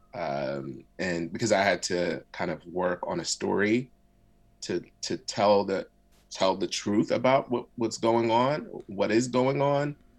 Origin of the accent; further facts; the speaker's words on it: Philadelphia, Pennsylvania, United States; first language Arabic; English is a second language; I grew up in West Philly in a Muslim community. So my first language actually was Arabic.